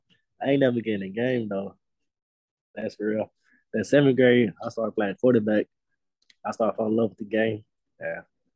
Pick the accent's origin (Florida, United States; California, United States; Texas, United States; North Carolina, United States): Texas, United States; Daingerfield; I'm from East Texas in Dangerfield.